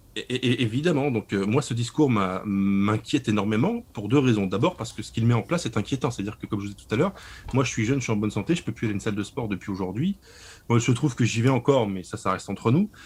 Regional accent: Lorraine, Grand Est, France; je suis de Lorraine

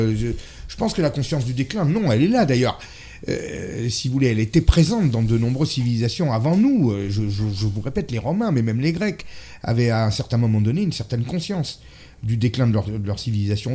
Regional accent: France; je suis français

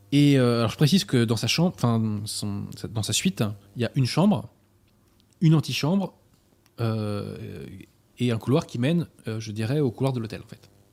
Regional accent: Paris, Île-de-France, France; j'évoluais euh, en tant que Parisien

